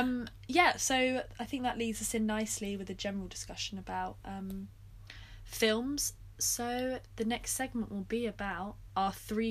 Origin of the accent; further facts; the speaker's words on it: United Kingdom; When I feel most proud of, like, being British.